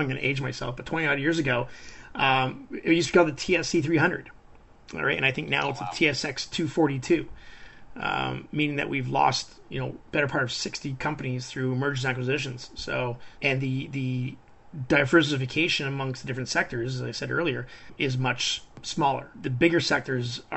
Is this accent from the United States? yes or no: no; Canada; as Canadian investors